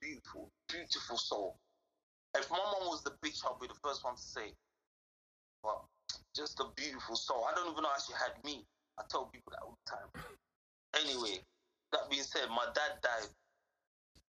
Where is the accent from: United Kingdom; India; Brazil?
United Kingdom; London; I'm from Southeast London